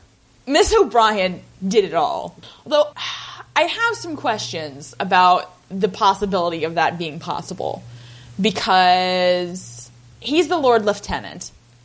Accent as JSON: {"language": "English", "region": "Appalachia", "country": "United States", "said": "I'm from Appalachia"}